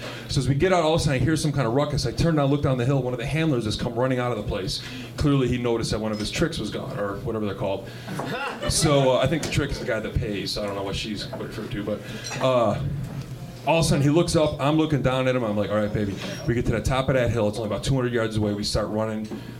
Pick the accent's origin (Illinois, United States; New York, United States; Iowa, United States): New York, United States; I'm from New York, yeah